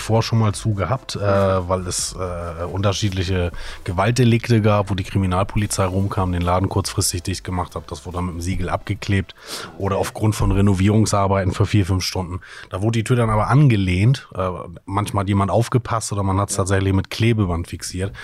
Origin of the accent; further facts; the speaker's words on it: Hamburg, Germany; ich selber bin aufgewachsen in Sasel